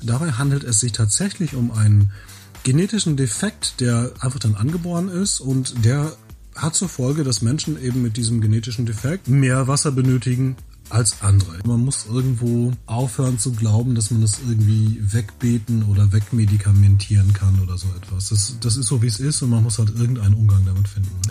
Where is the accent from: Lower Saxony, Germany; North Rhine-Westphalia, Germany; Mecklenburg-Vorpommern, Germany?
North Rhine-Westphalia, Germany; Bielefeld; ich komme aus Bielefeld, bin 39 Jahre alt und ähm, ja, in Bielefeld lebe ich